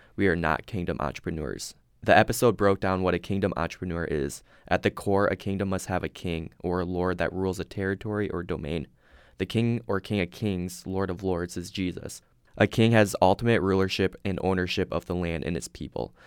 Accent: Sioux Center, Iowa, United States; I'm originally from Sioux Center, Iowa

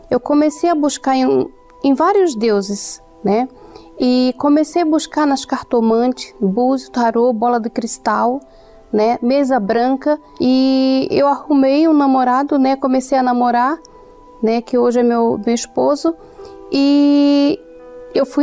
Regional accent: Alagoas, Brazil; é... eu trabalho como personal organizer. Eu vim de Alagoas, né?

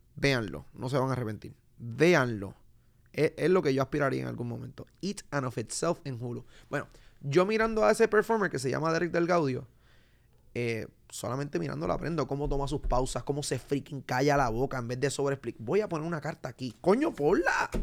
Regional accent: Puerto Rico; Desde que yo salí de Puerto Rico

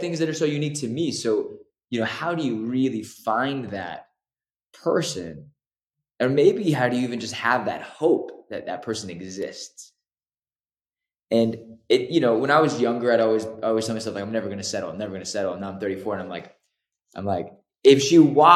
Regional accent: Los Angeles, California, United States; growing up in Los Angeles

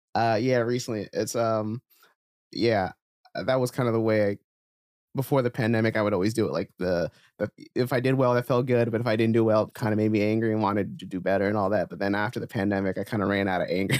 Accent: New Jersey, United States; moved away; also born or lived in New York; when I was in Jersey

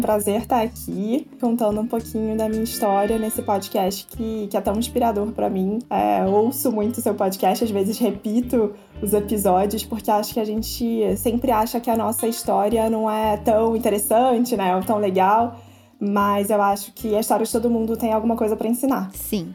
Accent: interior of Rio de Janeiro state, Brazil; moved away as an adult; also born or lived in São Paulo; now in United States; eu sou do interior, sou do interior do Rio.

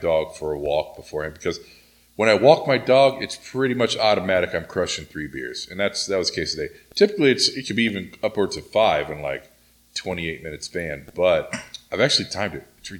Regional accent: Oklahoma, United States; now in Southern California, United States; when I was growing up in Oklahoma

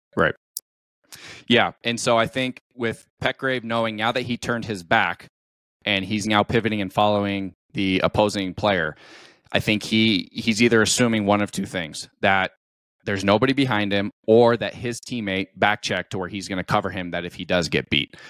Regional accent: Colorado, United States; born and raised in the United States. Um, I'm a Colorado kid

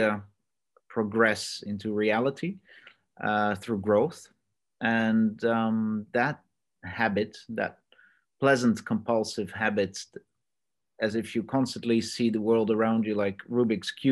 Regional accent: Netherlands; also born or lived in Australia; I'm Dutch myself

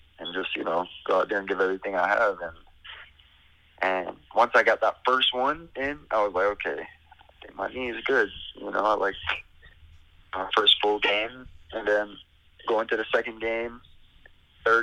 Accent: Belize; moved away as an adult; also born or lived in Montreal; now in California, United States; I grew up in Belize for what, 18 years, and then I come here in California

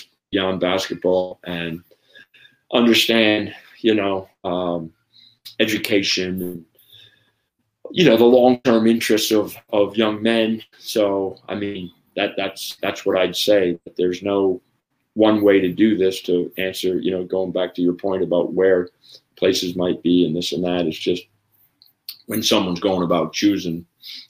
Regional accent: United States; I'm an American

